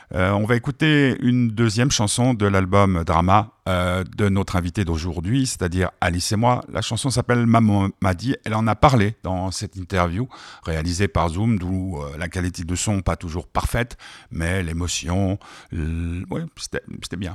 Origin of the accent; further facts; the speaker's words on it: Switzerland; je suis suisse jusqu'au bout des doigts